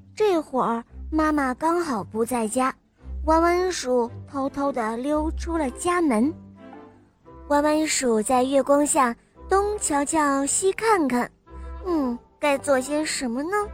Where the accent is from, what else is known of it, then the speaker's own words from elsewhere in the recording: Wuhan, Hubei, China; 今年六岁，我来自湖北武汉